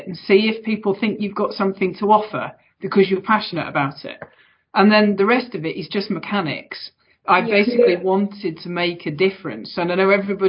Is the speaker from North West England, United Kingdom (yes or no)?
yes; Manchester, North West England, United Kingdom; accent: Mancunian; I was born and raised in Manchester